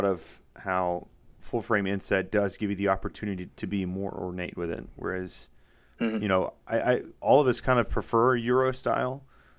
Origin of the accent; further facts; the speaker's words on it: Louisiana, United States; moved away as an adult; also born or lived in Seattle / South Carolina; now in Virginia, United States; I grew up in Louisiana